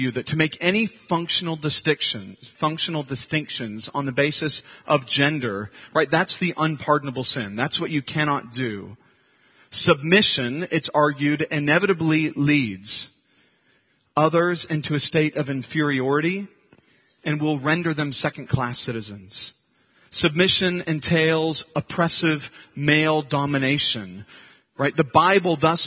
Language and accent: English; Santa Cruz, California, United States; I grew up in Santa Cruz